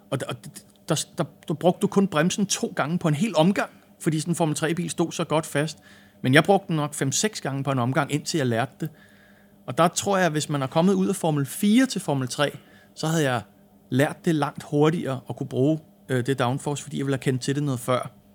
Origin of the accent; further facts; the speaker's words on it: Denmark; moved away as an adult; also born or lived in England; vi er danskere